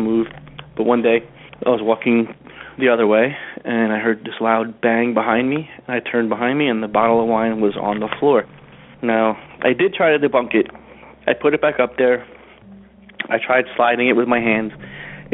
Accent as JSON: {"language": "English", "region": "New Jersey", "country": "United States", "said": "I'm from New Jersey"}